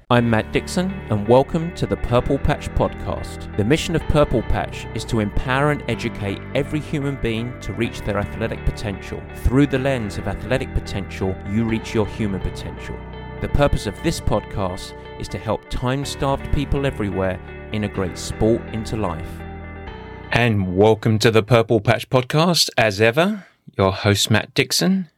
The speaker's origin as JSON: {"language": "English", "area": "Essex", "region": "East of England", "country": "United Kingdom", "tie": "born or raised there", "said": "I grew up in Essex"}